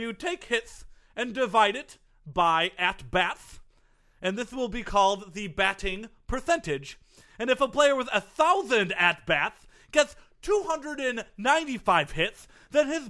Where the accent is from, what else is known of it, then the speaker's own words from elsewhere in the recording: Okemos, Michigan, United States; Growing up in a little town called Okemos, Michigan